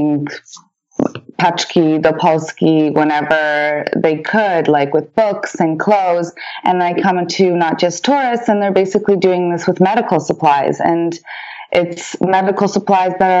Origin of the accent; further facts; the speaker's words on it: Canada; first language Polish; English is a second language; also born or lived in France; we came to Canada in 1988